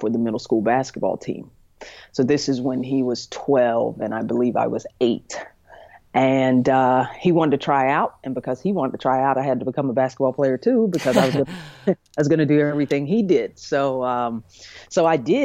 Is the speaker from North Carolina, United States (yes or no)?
yes; High Point, North Carolina, United States; also born or lived in Jacksonville, North Carolina; was adopted by a couple from High Point, North Carolina, which is right in the middle of the state, called the Triad area. And that's where I was raised, and that's what I consider and call home.